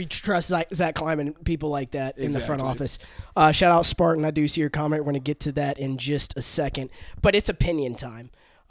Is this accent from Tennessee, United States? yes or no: yes; Memphis, Tennessee, United States; Yeah, it's not that I'm from Memphis or anything